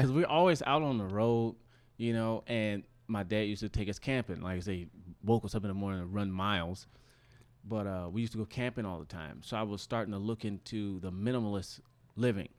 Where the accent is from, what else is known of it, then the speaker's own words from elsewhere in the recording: Detroit, Michigan, United States; moved away as an adult; now in Los Angeles, United States; when I moved from Detroit to L